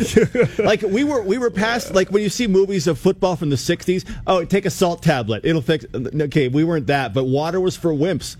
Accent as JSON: {"language": "English", "country": "Canada", "also_born_or_lived": "Oregon", "moved": "yes", "said": "I'm Canadian"}